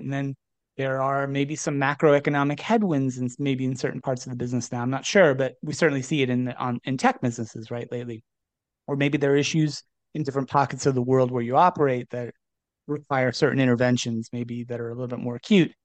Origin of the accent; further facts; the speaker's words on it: New Jersey, United States; I grew up in New Jersey, so we bonded a little bit over some shared New Jersey roots.